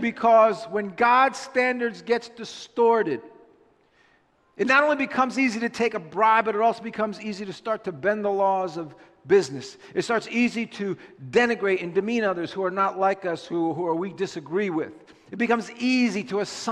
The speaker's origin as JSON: {"language": "English", "country": "United States", "said": "as an American Christian"}